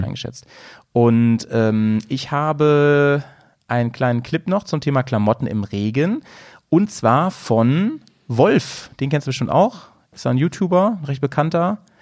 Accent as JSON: {"language": "German", "region": "Lower Saxony", "country": "Germany", "tie": "born or raised there", "moved": "yes", "lives_now": "Bremen, Germany"}